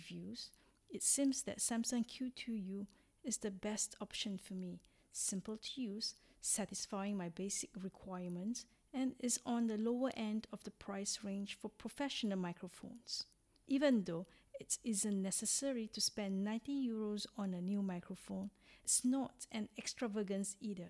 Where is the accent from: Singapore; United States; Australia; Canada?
Singapore; moved away as an adult; also born or lived in Hong Kong; now in Arcy, France; I am originally from Singapore, a little country in Southeast Asia, and have been living in France for 4 years since 2016